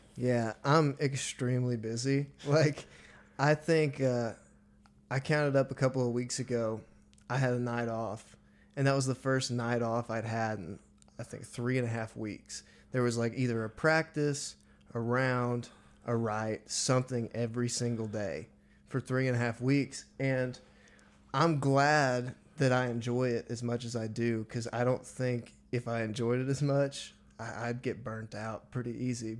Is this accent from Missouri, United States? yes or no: yes; Missouri, United States; now in Nashville, United States; I loved growing up in Missouri